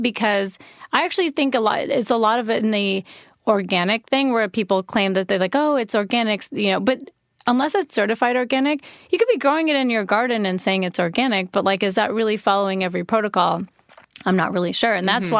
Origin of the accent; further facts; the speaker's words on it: India; being an Indian person that I am, I feel like.